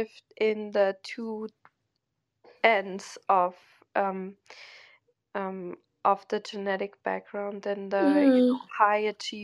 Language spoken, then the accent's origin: English; Germany; I grew up in Germany